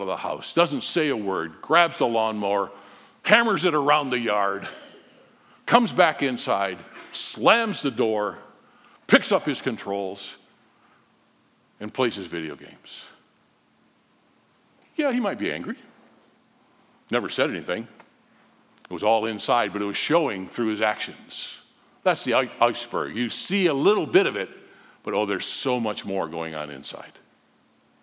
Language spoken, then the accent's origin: English; Holland, Michigan, United States; We were growing up in Holland, nice, calm little city